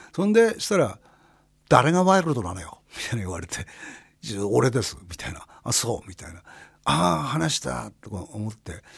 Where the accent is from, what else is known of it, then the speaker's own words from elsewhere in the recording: Kurihara, Miyagi, Japan; moved away as an adult; also born or lived in Ichinoseki, Iwate / Sendai, Miyagi; now in Tokyo, Japan; 俺はあの宮城県の栗原市っていうとこから学校岩手県の一関市っていうとこに行って、まあ、そこ大学になって仙台行って